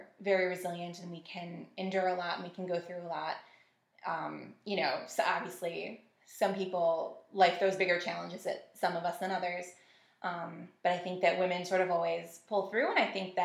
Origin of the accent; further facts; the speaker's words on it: Buffalo, New York, United States; also born or lived in Amherst, New York; I'm born and raised in the Buffalo area.